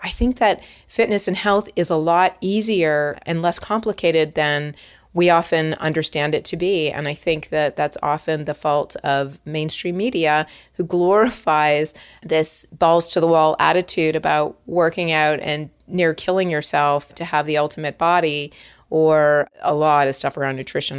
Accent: Toronto, Ontario, Canada; moved away as an adult; now in Los Angeles, United States; I am from Toronto, and you're gonna hear a lot of outs and abouts

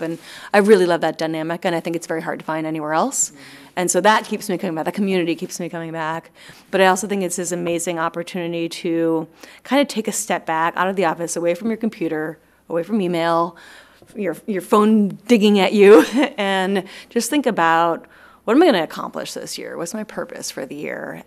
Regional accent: East Coast, United States; moved away as an adult; also born or lived in Los Angeles, United States; I'm from the East Coast

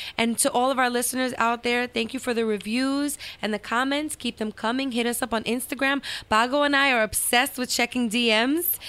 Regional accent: Dominican Republic; I'm the only Dominican that's not good at dominoes

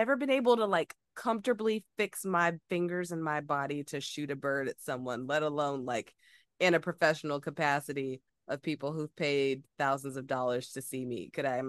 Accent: the South, United States; I'm from the South and old school, like you don't act out, like you don't.

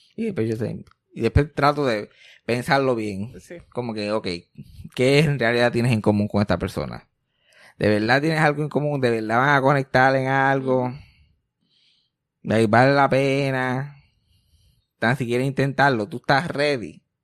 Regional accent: Puerto Rico; desde que nacimos como puertorriqueños

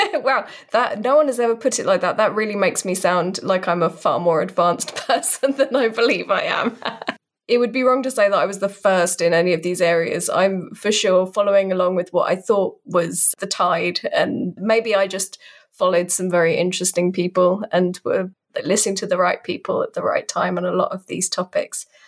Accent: United Kingdom; I'm a British person, in case you couldn't tell by the accent

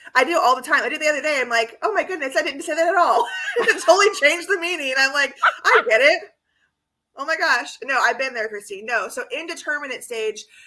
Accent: California, United States; That's my home state

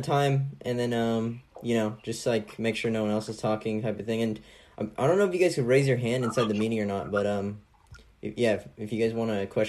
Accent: California, United States; I'm from California

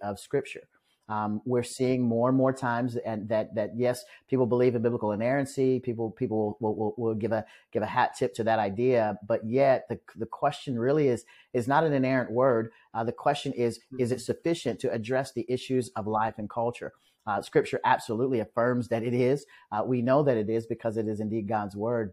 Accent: Omaha, Nebraska, United States; moved away as an adult; now in Douglasville, Georgia, United States; back in Omaha, Nebraska, where I'm from.

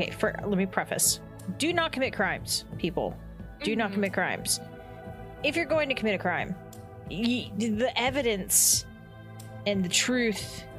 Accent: the North, United States; Us Northerners

